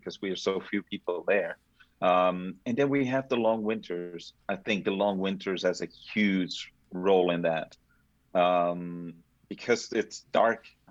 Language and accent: English; Denmark; moved away; growing up in Denmark